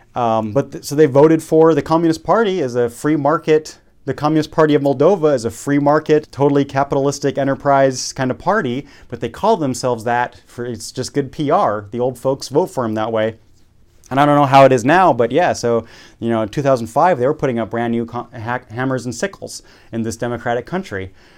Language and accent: English; Munich, Bavaria, Germany; moved away as an adult; also born or lived in Czech Republic / California / Oregon; I grew up in Munich